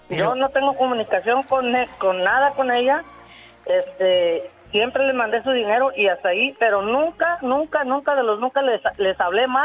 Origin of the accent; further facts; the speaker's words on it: California, United States; Yo soy nacida aquí en California.